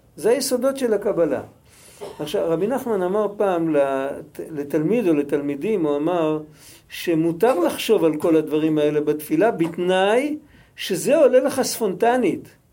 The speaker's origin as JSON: {"language": "Hebrew", "country": "Israel", "said": "אנחנו ישראלים, אנחנו דוברי עברית"}